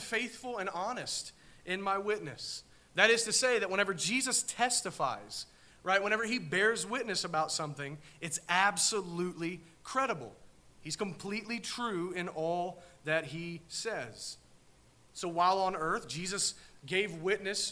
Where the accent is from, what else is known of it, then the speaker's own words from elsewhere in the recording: Southern Ohio, United States; we're from Southern Ohio